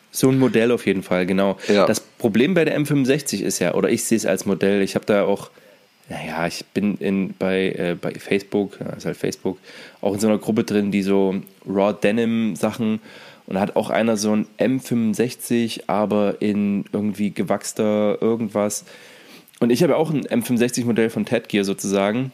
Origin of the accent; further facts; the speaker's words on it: East Germany, Germany; in der DDR